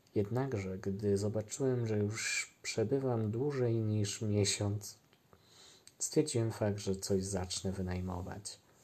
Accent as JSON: {"language": "Polish", "town": "Brzezna", "region": "Lesser Poland", "country": "Poland", "tie": "born or raised there", "also_born_or_lived": "Limanowa / Podegrodzie / Nowy Sącz", "said": "Urodziłem się w Limanowej, wychowałem się w okolicach Nowego Sącza, a dokładnie Brzezna"}